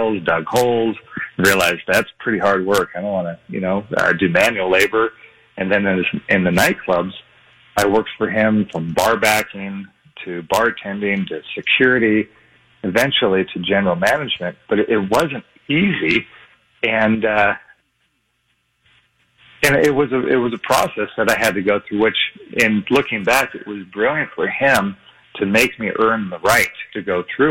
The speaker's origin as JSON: {"language": "English", "region": "Hawaii", "country": "United States", "tie": "born or raised there", "also_born_or_lived": "Las Vegas", "moved": "yes", "said": "I grew up in Hawaii, too"}